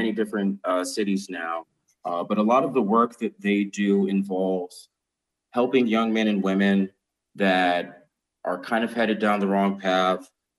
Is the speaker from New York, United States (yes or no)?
no; Boston, Massachusetts, United States; moved away as an adult; also born or lived in Berkshires, Massachusetts; being a lifelong Bostonian, born and raised in Dorchester